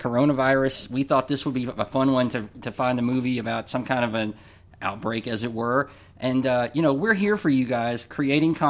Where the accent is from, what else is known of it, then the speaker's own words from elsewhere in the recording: Kentucky, United States; we're from Kentucky.